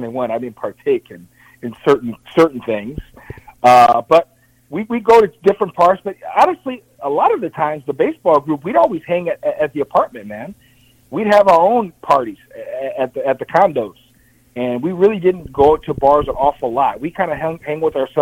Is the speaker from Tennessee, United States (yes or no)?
no; Chicago, Illinois, United States; my hometown, Chicago